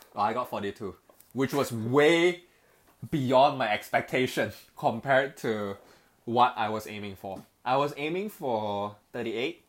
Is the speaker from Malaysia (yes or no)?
yes; Petaling Jaya, Selangor, Malaysia; moved away as an adult; now in Hong Kong; born and raised in Malaysia, uh, in the town in a city called uh, Petaling Jaya